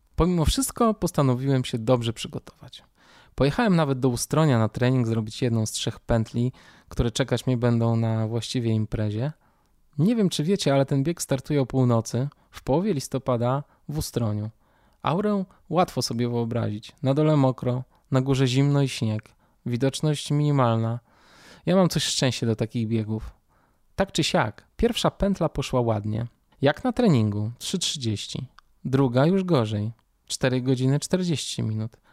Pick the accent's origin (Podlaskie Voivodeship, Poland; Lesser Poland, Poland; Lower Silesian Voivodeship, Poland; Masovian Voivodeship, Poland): Masovian Voivodeship, Poland; Warsaw; Urodziłem się oraz mieszkam w Warszawie. Dzieciństwo miałem raczej klasyczne. Mama, tata, starsza siostra, mieszkanie na warszawskiej Pradze